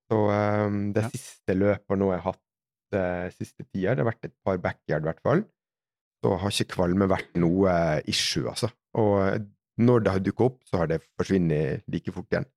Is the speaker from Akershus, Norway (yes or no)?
no; Sunnmøre, Møre og Romsdal, Norway; moved away; som sunnmøring så skal jeg ha mest mulig for pengene